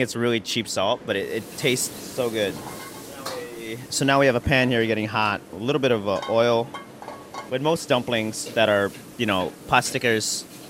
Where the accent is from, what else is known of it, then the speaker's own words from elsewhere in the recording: Chicago, Illinois, United States; now in New York, United States; I'm an Asian American. I grew up in Chicago and now live in New York. All these influence of moving, being part of a Filipino household